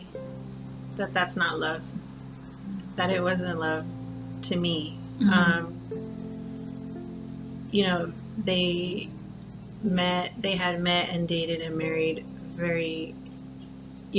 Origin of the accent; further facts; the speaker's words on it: Whittier, California, United States; also born or lived in Montebello, California / Pico Rivera, California; I've pretty much been in Whittier almost all my life